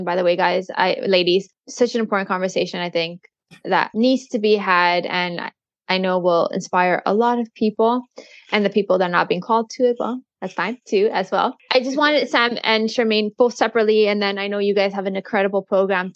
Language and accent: English; Canada; I'm not American, I'm Canadian